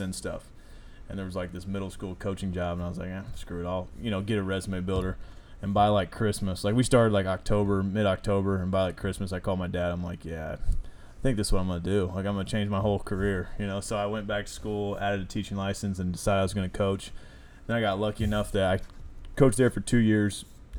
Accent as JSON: {"language": "English", "town": "Rochester", "region": "Indiana", "country": "United States", "said": "Rochester, Indiana."}